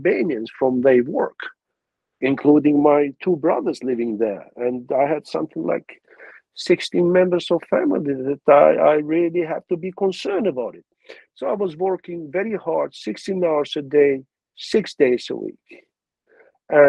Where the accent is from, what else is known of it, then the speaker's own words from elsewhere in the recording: Pristina, Kosovo; English is a second language; moved away as an adult; also born or lived in Peja, Kosovo / London, United Kingdom; now in Tokyo, Japan; I was more from Pristina because I grew up in Pristina